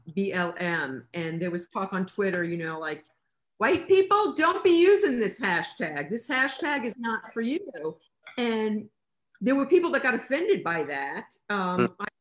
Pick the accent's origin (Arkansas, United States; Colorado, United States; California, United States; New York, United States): New York, United States; moved away as an adult; now in Los Angeles, United States; I'm from New York, and on my floor in my apartment building in New York, there was one of everything